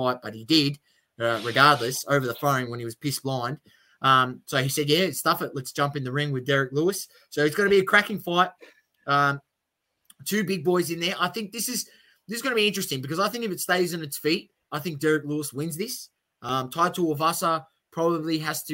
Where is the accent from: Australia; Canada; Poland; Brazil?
Australia; obviously being an Aussie